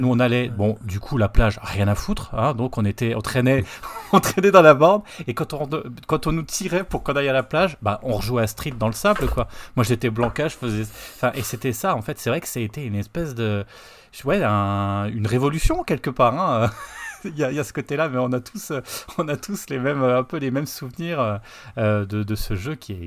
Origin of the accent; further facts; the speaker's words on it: Nancy, Grand Est, France; moi, j'étais sur Nancy